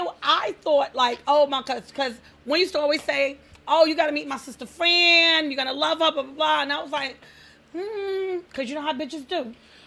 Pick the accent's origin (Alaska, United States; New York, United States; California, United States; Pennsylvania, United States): New York, United States; New York City; Growing up in Harlem at one point in time.